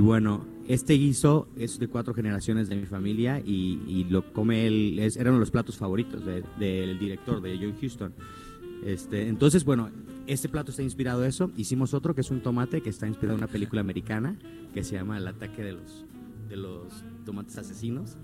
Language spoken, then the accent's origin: Spanish; Puerto Vallarta, Jalisco, Mexico; moved away; yo regresé a mi lugar de origen, yo soy nativo de Puerto Vallarta